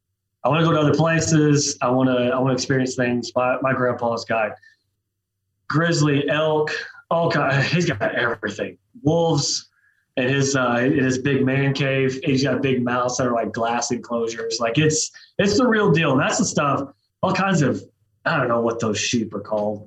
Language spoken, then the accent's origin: English; Oklahoma, United States; So I'm from South Oklahoma, Eastern Oklahoma, just west of there.